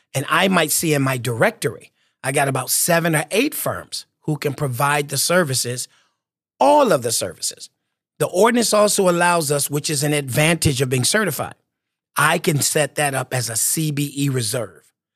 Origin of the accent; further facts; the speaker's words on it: Michigan, United States; moved away as an adult; also born or lived in Washington, D.C.; my home state of Michigan